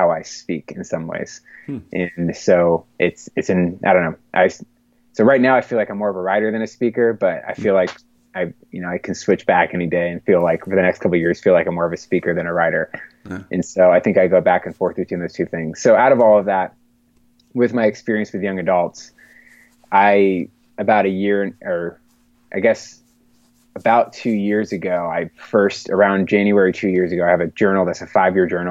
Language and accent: English; Bellevue, Pennsylvania, United States; moving back to my hometown of Bellevue, which is a neighborhood right outside of Pittsburgh